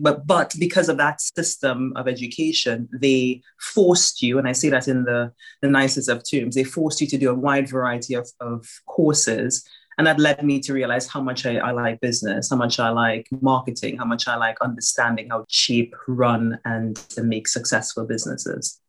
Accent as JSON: {"language": "English", "country": "Trinidad & Tobago", "tie": "born or raised there", "moved": "yes", "lives_now": "United Kingdom", "said": "I grew up in Trinidad and Tobago and my family, most of my family is still there."}